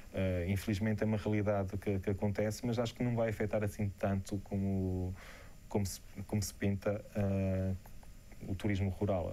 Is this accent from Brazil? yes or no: no; Portugal; quando digo que sou de Portugal